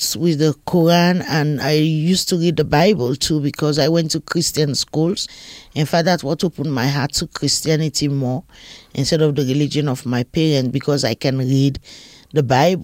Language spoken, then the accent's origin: English; Freetown, Western Area, Sierra Leone; I was born in Sierra Leone in West Africa, in Freetown, Sierra Leone.